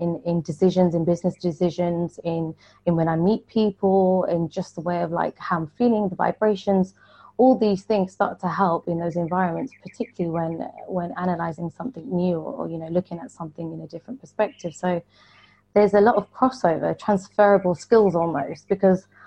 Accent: London, United Kingdom; I'm born and raised in London

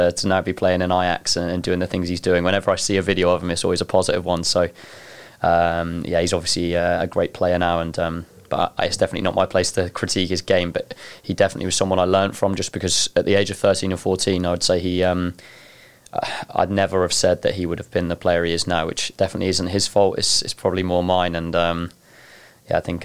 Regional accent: Norwich, East of England, United Kingdom; moved away as an adult; now in Iceland; I come from Norwich, so I wouldn't say it's maybe a hotbed of football, but it's got a football team and it's got a team to support, and I grew up there.

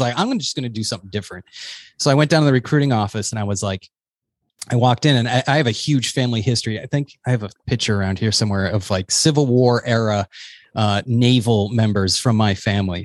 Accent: New Hampshire, United States; also born or lived in Boston; I come from New Hampshire

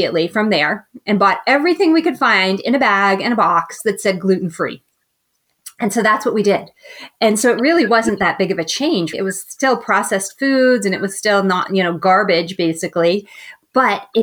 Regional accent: Boston, Massachusetts, United States; moved away as an adult; also born or lived in Chicago; now in Northern California, United States; I am from Boston, so the East Coast. And then I lived there my entire life

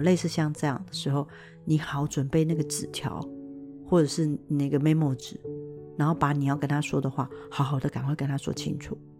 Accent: Taiwan; 我们中国人或者是台湾人还是有一个，呃，习惯就是要打扮得非常漂亮

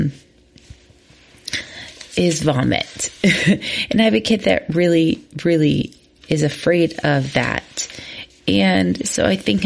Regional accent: Midwest, United States; growing up in the Midwest

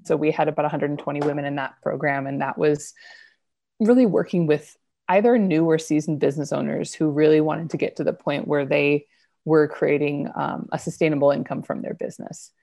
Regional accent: Idaho, United States; moved away; also born or lived in New York City; I grew up in Idaho

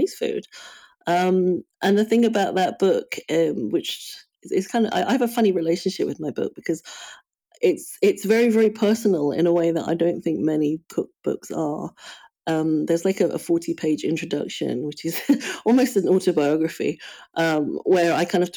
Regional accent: United Kingdom; I feel very much like I'm from the UK, but I also feel I'm very much from Burma, even though I've never actually lived in Burma.

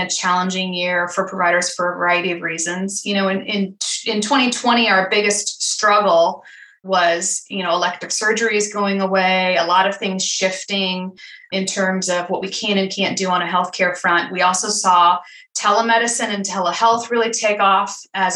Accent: Fort Wayne, Indiana, United States; my hometown of Fort Wayne, Indiana

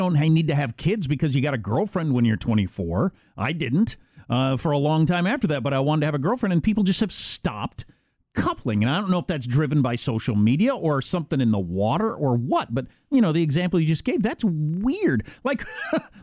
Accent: Midwest, United States; moved away as an adult; now in California, United States; I was from the Midwest

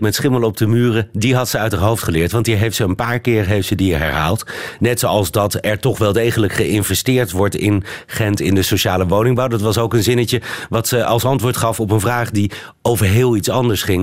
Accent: Netherlands; also born or lived in Amsterdam

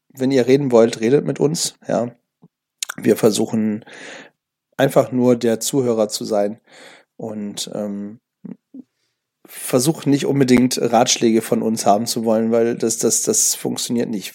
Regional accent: Germany; hier bei uns in Deutschland

